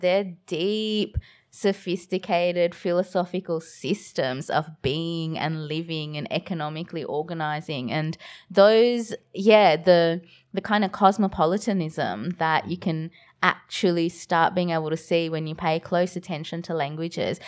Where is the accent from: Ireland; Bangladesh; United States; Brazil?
Bangladesh; now in Australia; I was born in Bangladesh